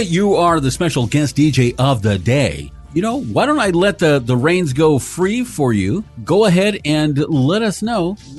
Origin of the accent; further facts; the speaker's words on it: Huntington Beach, California, United States; I'm from Huntington Beach, actually. I'm from Huntington Beach, but I've been all over the Barrio. I've been all over the hoods, you know, from North Long Beach.